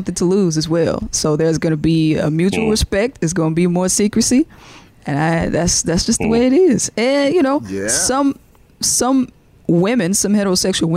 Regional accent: Jackson, Mississippi, United States; moved away; my hometown, Jackson, Mississippi

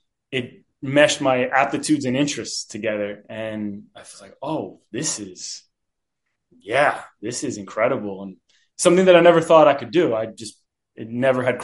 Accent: New Jersey, United States; I grew up in New Jersey.

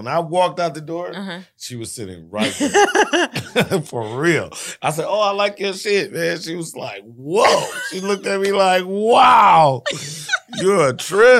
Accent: Hollywood, California, United States; You know, I was raised in Hollywood.

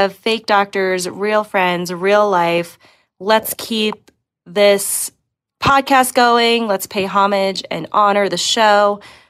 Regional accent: Denver, Colorado, United States; I'm from Denver, Colorado.

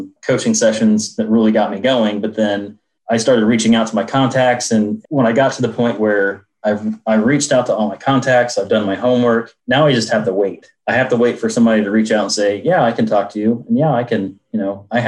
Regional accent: Indianapolis, Indiana, United States; I'm from Indianapolis, Indiana

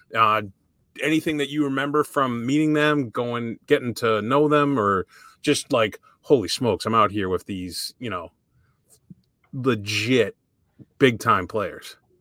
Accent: Framingham, Massachusetts, United States; I grew up in Framingham

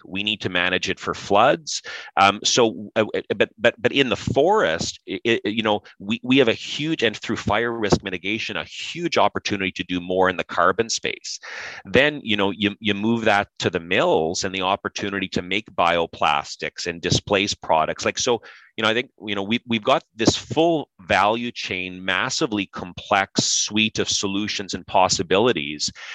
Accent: Pembroke, Ontario, Canada; grew up in Pembroke, Ontario.

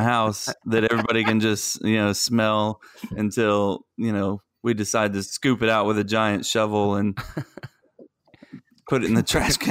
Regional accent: Gulf Coast, United States; growing up on the Gulf Coast

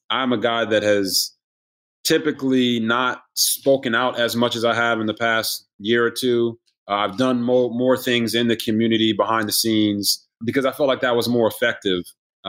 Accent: Copper Cove, Texas, United States; also born or lived in Japan / Washington State / New Orleans / South Carolina; So I was born in Japan, moved around a bunch, lived in Washington State, New Orleans, Louisiana, South Carolina, and then finally settled in Texas, in Copper Cove, Texas.

